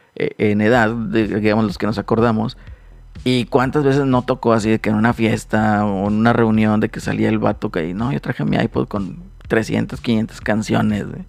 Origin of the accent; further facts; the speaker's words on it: Monterrey, Nuevo León, Mexico; Como buenos regios